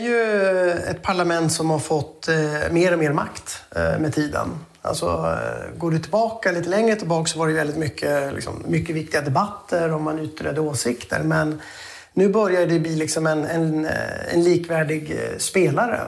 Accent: Sweden; vi svenskar

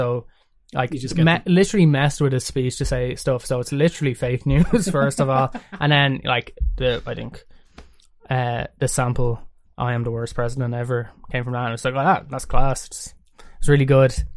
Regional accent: Ireland; being Irish and growing up in Ireland

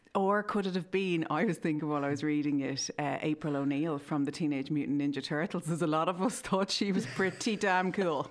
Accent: Ireland; growing up in Ireland

